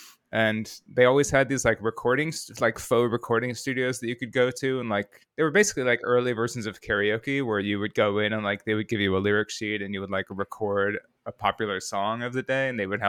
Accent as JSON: {"language": "English", "town": "Rockford", "region": "Illinois", "country": "United States", "tie": "born or raised there", "said": "Rockford, Illinois."}